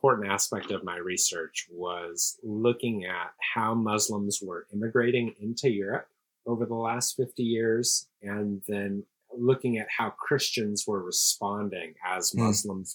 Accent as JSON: {"language": "English", "town": "Seattle", "region": "Washington", "country": "United States", "tie": "born or raised there", "also_born_or_lived": "Princeton / New York City / Los Angeles / Amsterdam", "moved": "as an adult", "lives_now": "Houston, United States", "said": "I grew up in Seattle, Washington"}